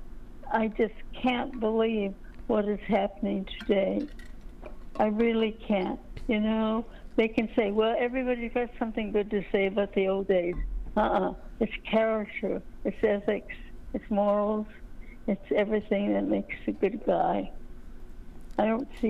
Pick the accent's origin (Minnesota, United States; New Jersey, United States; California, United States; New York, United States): California, United States; San Luis Obispo; moved away as an adult; I was born in California in San Luis Obispo